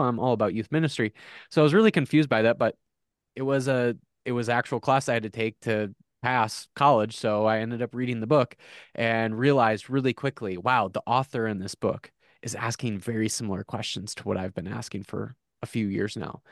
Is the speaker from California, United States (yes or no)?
no; South Dakota, United States; I grew up in South Dakota